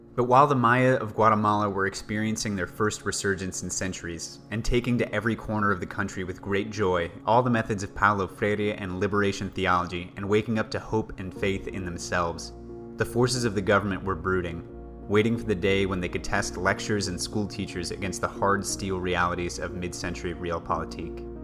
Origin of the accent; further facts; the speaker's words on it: United States; We in the U S